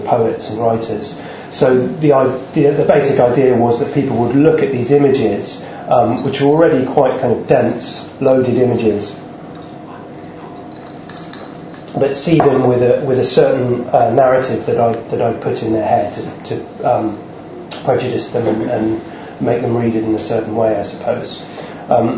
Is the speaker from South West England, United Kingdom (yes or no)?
yes; Devon, South West England, United Kingdom; moved away as an adult; now in London, United Kingdom; I grew up in Devon, and I've lived the last 7-8 years in London.